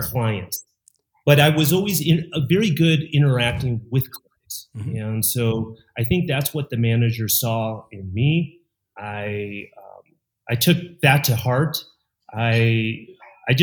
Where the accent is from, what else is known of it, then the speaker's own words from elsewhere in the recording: Chicago, Illinois, United States; moved away as an adult; now in Mexico; I'm originally from Chicago and born and raised